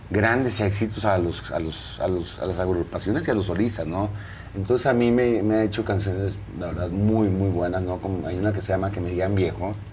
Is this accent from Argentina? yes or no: no; Torreón, Coahuila, Mexico; Yo, pues yo soy de Torreón, a mí no me cuesta.